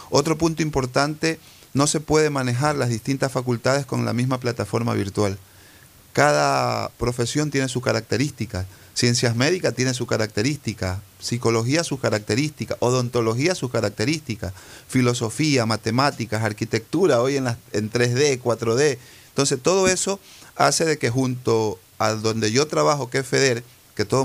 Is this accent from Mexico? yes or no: no; Ecuador; also born or lived in Cuba